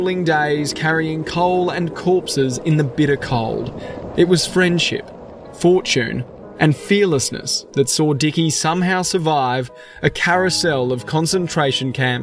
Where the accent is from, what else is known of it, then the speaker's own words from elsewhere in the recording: Brisbane, Queensland, Australia; I'm an Australian journalist from Brisbane